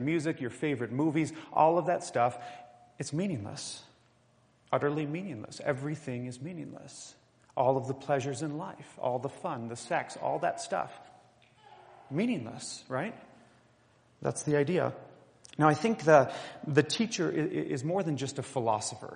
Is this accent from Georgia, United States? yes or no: no; southeast Minnesota, United States; now in Colorado, United States; growing up in southeast Minnesota